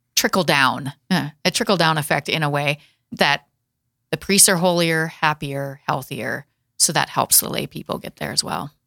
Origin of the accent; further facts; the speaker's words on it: Watertown, South Dakota, United States; my hometown is Watertown Castlewood area